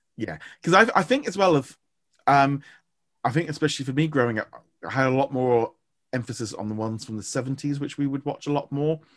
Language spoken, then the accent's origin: English; United Kingdom; I'm British